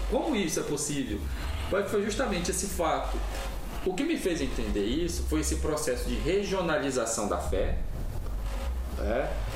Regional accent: São Miguel do Guamá, Pará, Brazil; minha cidade, São Miguel do Guamá

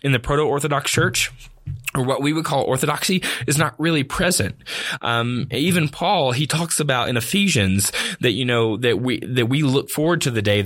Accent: the South, United States; growing up in the South, which is typically considered culturally Christian

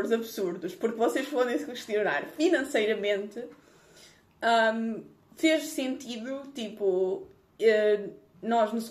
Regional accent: Lisbon, Portugal; viver em Lisboa, que eu sou de Lisboa.

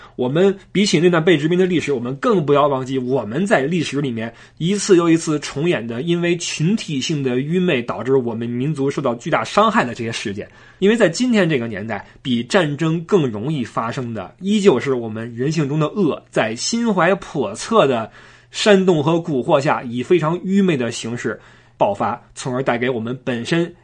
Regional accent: China; 我们这个日渐强大的祖国

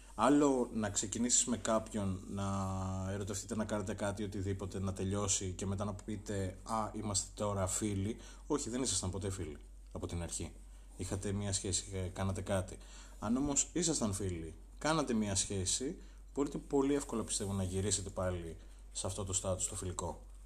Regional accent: Arta, Epirus, Greece; Εγώ είμαι από την Άρτα, είμαι υπηρώτης, βλάχος

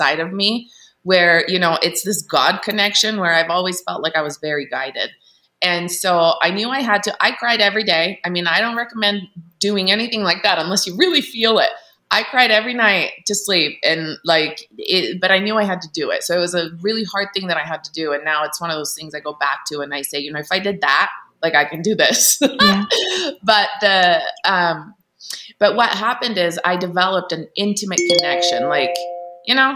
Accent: Italy; now in Salt Lake City, United States; I grew up in Italy, in a Catholic country

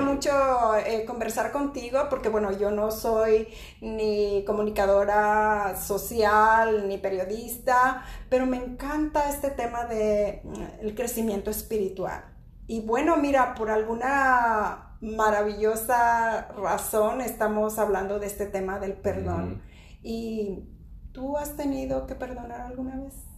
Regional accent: Mexico; Yo soy mexicana

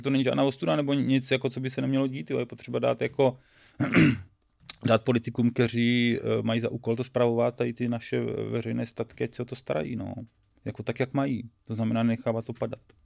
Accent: Boskovice, South Moravian Region, Czechia; já nejsem z Brna, já jsem chytrák z Boskovic

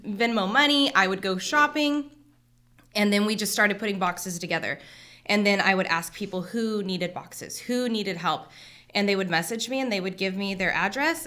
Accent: Hanford, California, United States; I was born and raised here in Hanford.

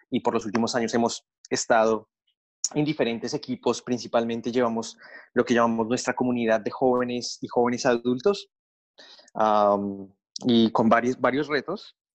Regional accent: Colombia; moved away as an adult; now in Australia; ah, originalmente soy de Colombia, así que estaba en Colombia y le dije a mis padres, me quiero ir a Australia

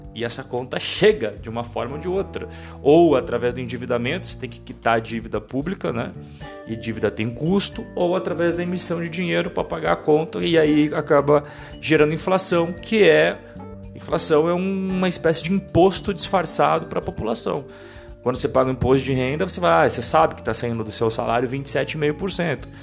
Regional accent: Brazil; moved away; Nós, como brasileiros, temos uma visão mais apaixonada. Porque a gente morou no Brasil, porque a gente fala português

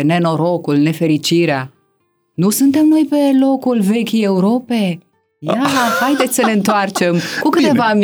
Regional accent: Romania; noi ca români

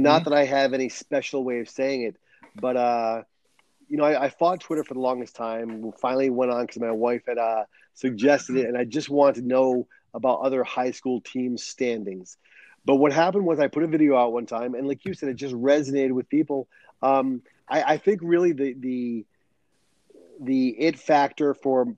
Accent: Rhode Island, United States; moved away as an adult; also born or lived in New Hampshire; now in San Diego, United States; I was born and raised on the East Coast in Rhode Island.

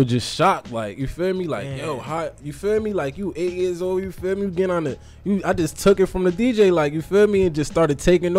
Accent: Paterson, New Jersey, United States; I'm from Paterson, New Jersey.

